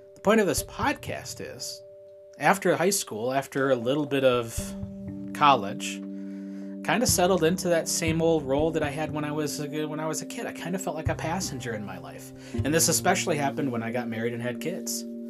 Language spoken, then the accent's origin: English; Shelby, United States; I was born in Shelby, uh, the Shelby State Hospital out there.